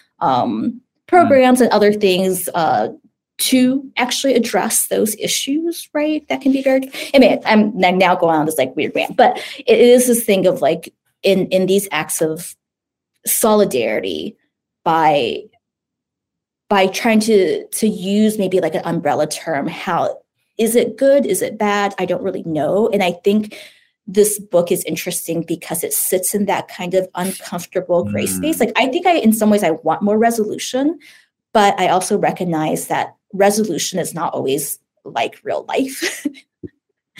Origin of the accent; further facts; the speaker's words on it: United States; I'm Chinese American, but I self-identify as Asian American